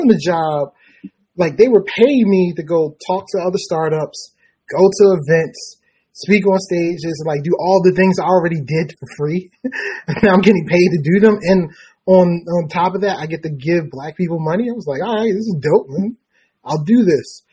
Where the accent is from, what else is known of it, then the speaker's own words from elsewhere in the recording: Baltimore, Maryland, United States; I'm from Baltimore, is where I am now.